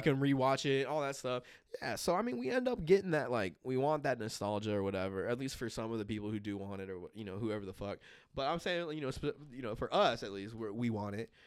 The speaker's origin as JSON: {"language": "English", "town": "Los Angeles", "region": "California", "country": "United States", "tie": "born or raised there", "said": "being from L A and everything like that, um, they were in L A when, I think they were, they were in L A when I was born, and so, like, you know, just, I grew up around Raiders, um, everybody in L A was still a Raiders fan."}